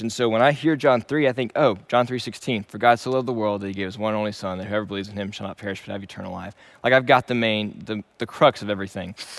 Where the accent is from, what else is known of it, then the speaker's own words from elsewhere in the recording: Shreveport, Louisiana, United States; moved away as an adult; also born or lived in Dallas, Texas; Originally, I am from Shreveport, Louisiana, and I was born and raised there